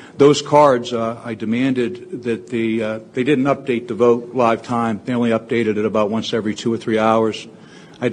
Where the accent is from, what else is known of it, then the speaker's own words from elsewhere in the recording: Pennsylvania, United States; I'm from Delaware County.